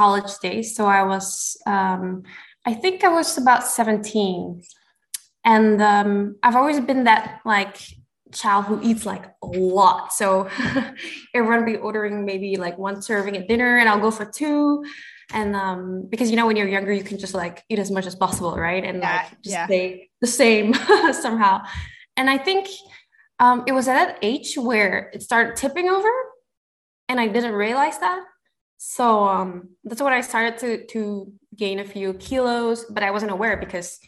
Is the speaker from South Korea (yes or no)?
no; Singapore; moved away as an adult; now in Belgium; I was born and bred in Singapore